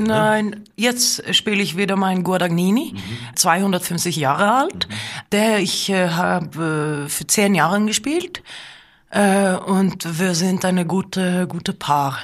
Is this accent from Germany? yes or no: no; Lillehammer, Innlandet, Norway; German is a second language; Und wir sind aufgewachsen auf dieser Farm in der Nähe von Lillehammer in Norwegen